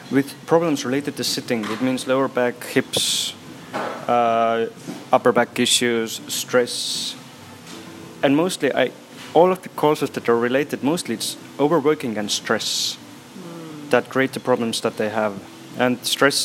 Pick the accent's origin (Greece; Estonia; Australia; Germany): Estonia; also born or lived in Brussels, Belgium; I come from Estonia.